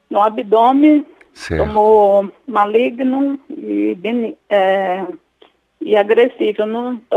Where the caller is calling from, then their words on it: São Paulo, Brazil; Vou falar aqui do Jardim Paraná, São Paulo.